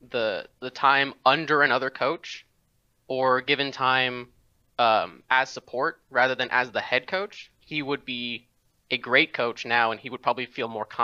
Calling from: Red Oak, Texas, United States; Uh, Red Oak

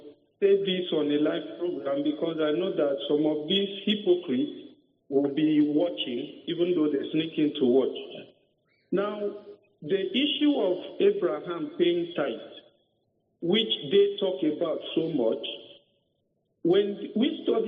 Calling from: Calabar, Cross River, Nigeria; I'm calling from Calabar.

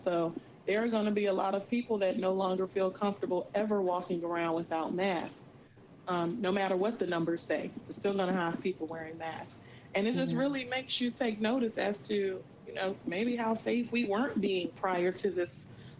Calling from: North Carolina, United States; I am actually in the Outer Banks of North Carolina. I live in Virginia Beach, but I took a mental break.

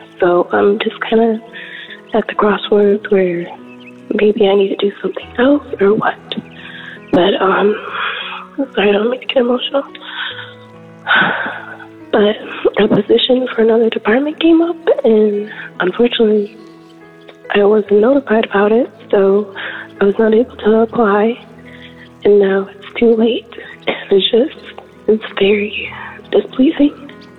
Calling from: Illinois, United States; I'm calling from Illinois.

